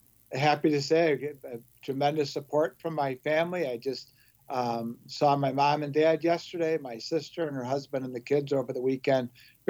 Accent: Chicago, Illinois, United States; I grew up on the southwest side of Chicago. I was baptized at St. Gall Parish. Attended Queen of the Universe Grammar School at Quigley South High School, really one of the last of the lifers.

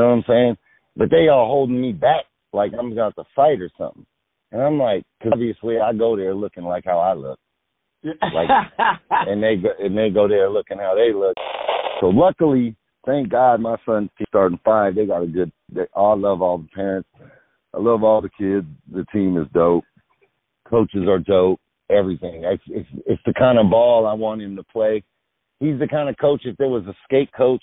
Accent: the Bay Area, California, United States; now in Los Angeles, United States; I'm from the Bay

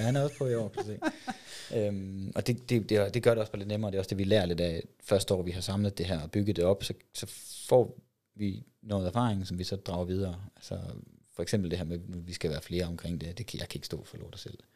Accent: West Jutland, Central Denmark Region, Denmark; nu kommer jeg fra Vestjylland af

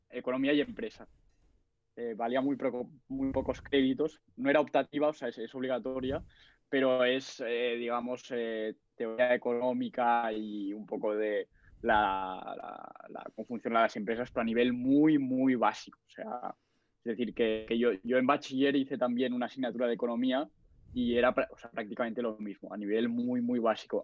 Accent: Barcelona, Catalonia, Spain; tengo 20 años, a punto de hacer 21, soy de Barcelona

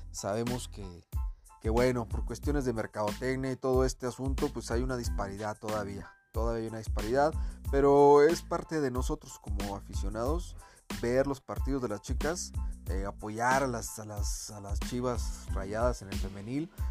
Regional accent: Guadalajara, Jalisco, Mexico; yo soy de Guadalajara, obviamente le voy a Guadalajara

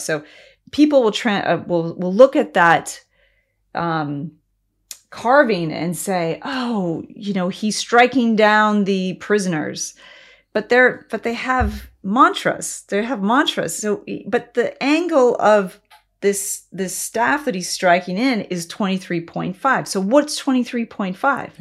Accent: United States

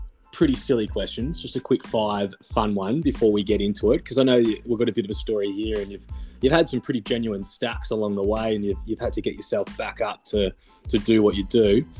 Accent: Geelong, Victoria, Australia; now in Sunshine Coast, Australia; I'm originally from Geelong, mate. I'm a Geelong fella.

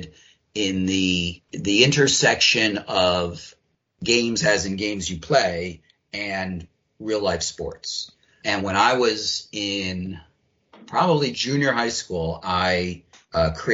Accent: Philadelphia, Pennsylvania, United States; I grew up in Philadelphia.

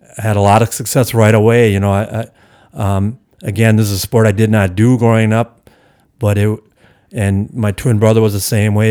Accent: Hales Corners, Wisconsin, United States; also born or lived in Milwaukee; it's the village I grew up in, you know, my hometown, so to speak.

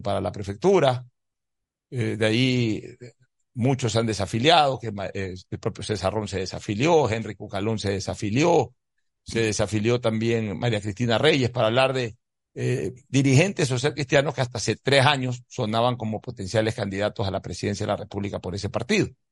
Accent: Ecuador

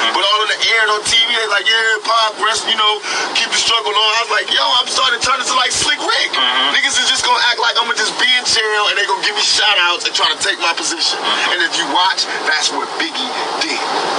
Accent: East Coast, United States; And I took it personal because I'm from the East Coast and I know about that culture

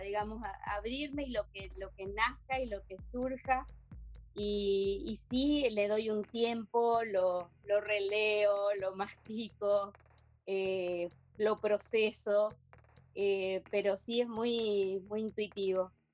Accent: Argentina; moved away as an adult; now in Asunción, Paraguay; estoy en Asunción, Paraguay. Eh, yo soy argentina, pero hace 30, 32 años que, me radiqué acá

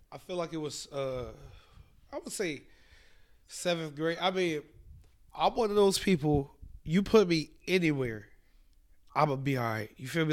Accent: Columbus, Ohio, United States; I grew up right by Children's

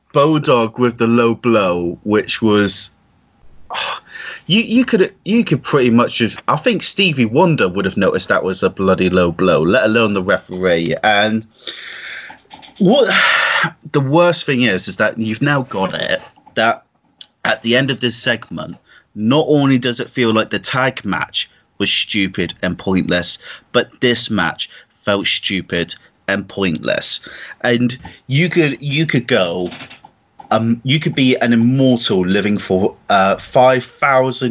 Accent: Plymouth, South West England, United Kingdom; accent: country bumpkin; I'm from Janetown of Plymouth, so to be fair, I sound like a country bumpkin regardless of what I say.

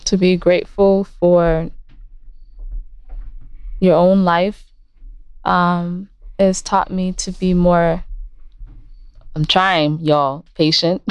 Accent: United States; also born or lived in Liberia; I was born here in America

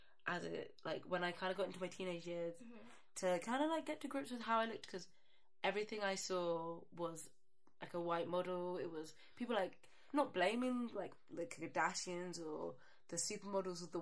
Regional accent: Watford, East of England, United Kingdom; also born or lived in Kenton, London; I grew up in Kenton and we got moved out to Watford because the schools and stuff

